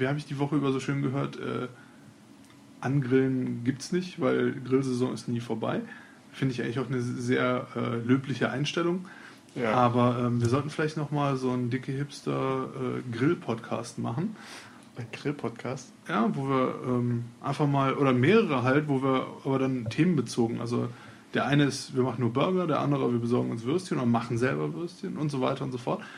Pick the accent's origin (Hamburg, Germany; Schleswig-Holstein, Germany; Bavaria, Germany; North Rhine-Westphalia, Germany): North Rhine-Westphalia, Germany; Cologne; bei uns in Köln